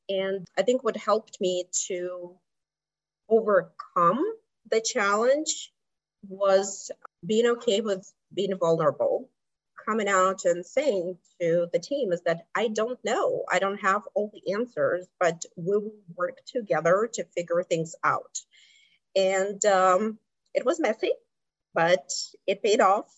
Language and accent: English; Kazakhstan; English is a second language; moved away as an adult; also born or lived in District of Columbia, United States; now in United States; I am originally from Kazakhstan, um, Central Asia. So I came to the United States in my 20s